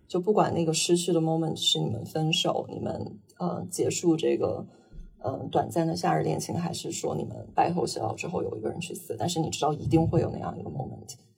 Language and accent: Chinese; Northeast China, China; also born or lived in London; now in Shanghai, China; 我是生在东北，然后，呃，之前在伦敦生活过五年，然后现在被死在上海